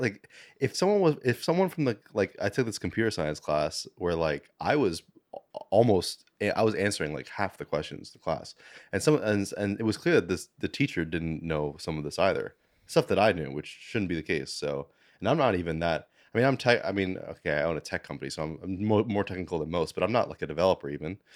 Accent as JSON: {"language": "English", "town": "New York City", "region": "New York", "country": "United States", "tie": "born or raised there", "said": "I was born in Manhattan, um, went to, you know, school and everything here my whole life"}